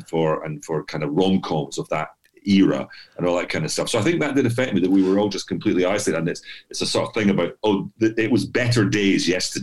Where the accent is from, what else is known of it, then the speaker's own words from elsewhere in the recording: Edinburgh, Scotland, United Kingdom; moved away; I'm from Edinburgh and I work in Glasgow a lot.